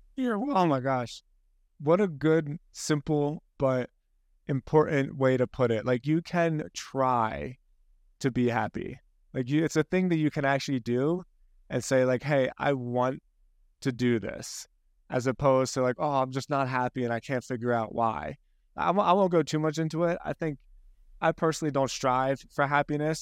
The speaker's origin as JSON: {"language": "English", "region": "Scotland", "country": "United Kingdom", "said": "I'm Scottish"}